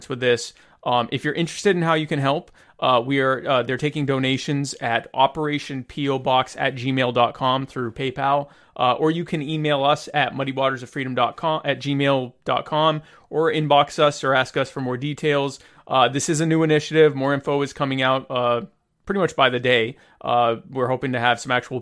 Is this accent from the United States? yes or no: yes; the South, United States; now in Canada; I was raised in the South, but my parents are both from New England